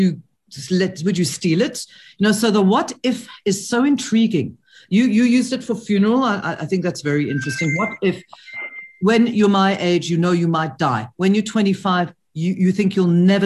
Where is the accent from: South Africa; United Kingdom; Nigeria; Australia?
South Africa; I'm speaking as a South African